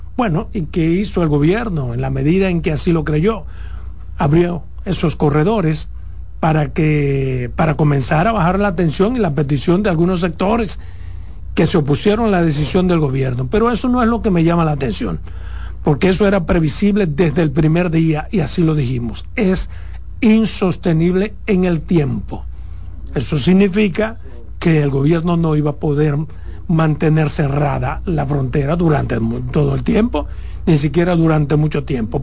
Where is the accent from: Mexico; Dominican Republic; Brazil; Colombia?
Dominican Republic; Pedernales; Por Pedernales que en mi pueblo